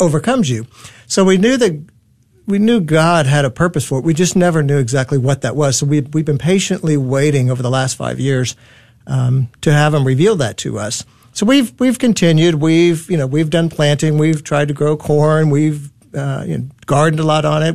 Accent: Dallas, Texas, United States; I was born and raised here in Dallas

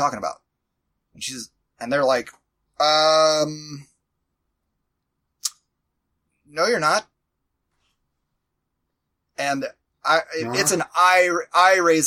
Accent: the South, United States; I'm from the South

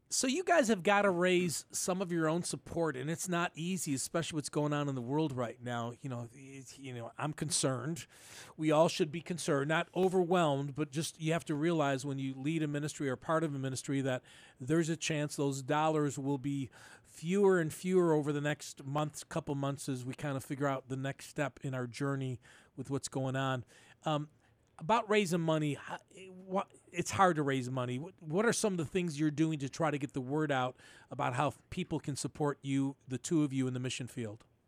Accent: Buffalo, New York, United States; growing up in North Buffalo

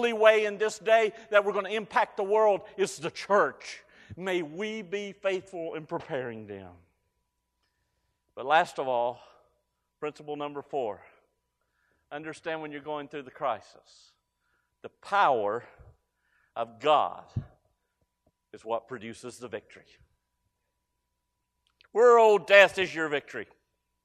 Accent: Galax, Virginia, United States; I was raised in Galax, Virginia. Small Appalachian town, destined for the lumber mills.

